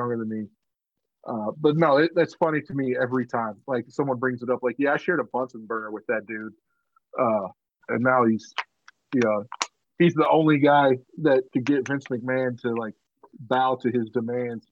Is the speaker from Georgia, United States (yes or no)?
yes; Georgia, United States; that's in my hometown, bro. That's in Georgia